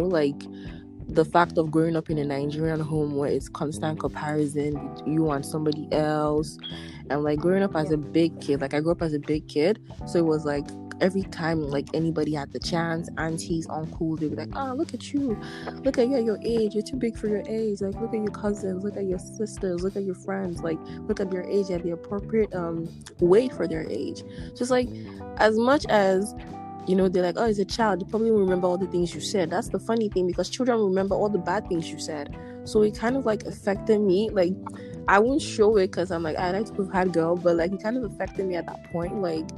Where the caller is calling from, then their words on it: Ottawa, Ontario, Canada; I'm podcasting from Ottawa, Canada.